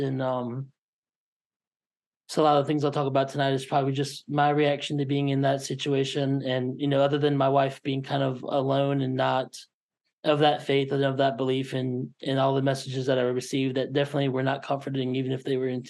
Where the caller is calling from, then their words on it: Kansas City, Missouri, United States; I'm coming from Kansas City, Missouri.